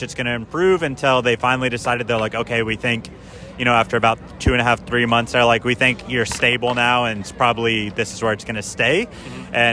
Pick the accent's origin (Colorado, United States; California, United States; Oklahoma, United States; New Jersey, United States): Oklahoma, United States; moved away as an adult; now in New York City, United States; I'm originally from Oklahoma